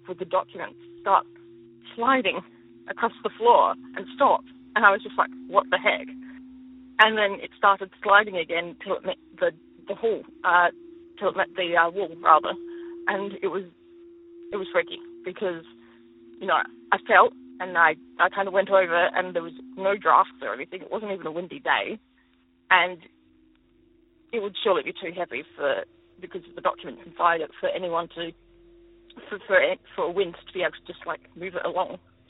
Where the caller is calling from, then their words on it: Adelaide, South Australia, Australia; I'm calling from Adelaide.